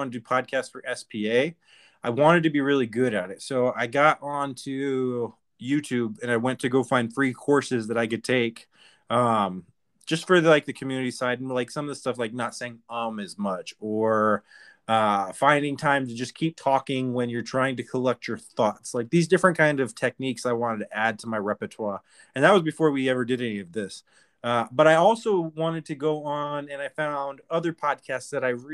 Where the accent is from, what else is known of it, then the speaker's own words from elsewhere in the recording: Arizona, United States; I'm from Arizona too